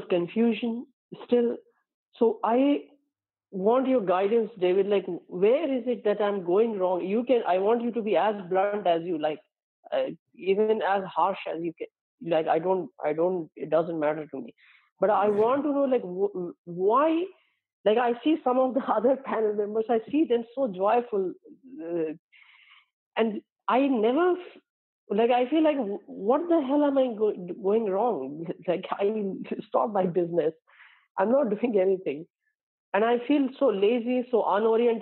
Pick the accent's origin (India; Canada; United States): India; my brother also living in my hometown with my parents